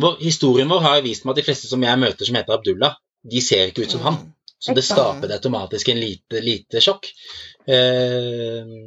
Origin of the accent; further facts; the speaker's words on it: Norway; jeg er fra Norge